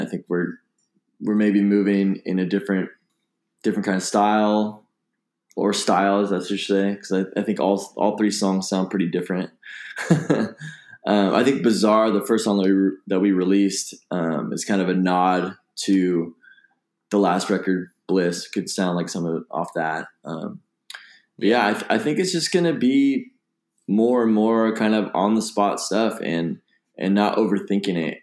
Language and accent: English; Bay Area, California, United States; growing up in the Bay Area